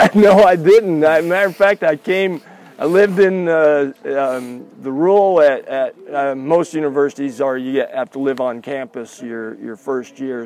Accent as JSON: {"language": "English", "town": "Lubbock", "region": "Texas", "country": "United States", "tie": "born or raised there", "moved": "yes", "said": "South Plains was right near my my hometown"}